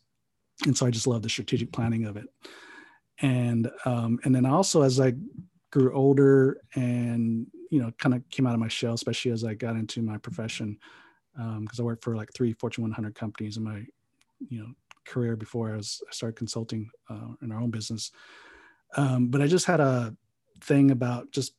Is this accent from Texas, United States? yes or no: no; San Jose, California, United States; also born or lived in Hawaii; now in Pasadena, United States; I was actually born on the Big Island of Hawaii. So I'm an island boy. And then my dad was a pastor, so we traveled around a few islands before we actually made our way to San Jose, California when I was 9. And then that's pretty much where I grew up